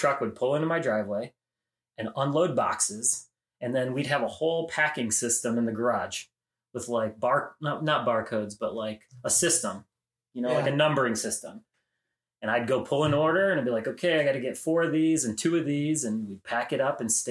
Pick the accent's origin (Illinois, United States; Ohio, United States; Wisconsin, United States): Ohio, United States; Elyria; West of Cleveland, Elyria, Ohio. Born and raised on the south